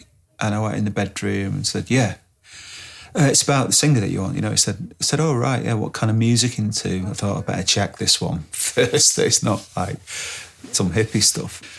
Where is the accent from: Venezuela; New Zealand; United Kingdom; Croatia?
United Kingdom; Salford, North West England; I was from Salford. You didn't get hippies in Salford